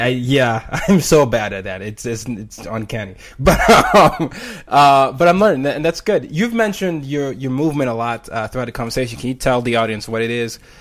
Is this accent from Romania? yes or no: no; Nigeria; I'm Nigerian